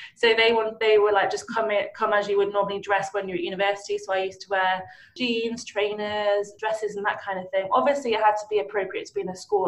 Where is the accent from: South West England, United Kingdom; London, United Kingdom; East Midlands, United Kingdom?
East Midlands, United Kingdom; Nottinghamshire; I I grew up mainly in Nottinghamshire